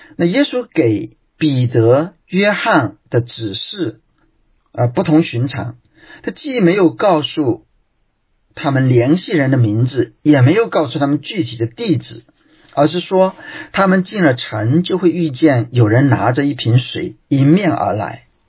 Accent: China; 我们中国人

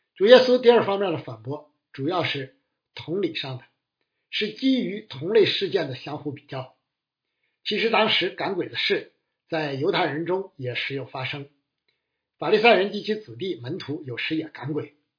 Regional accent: China; 我们中国人

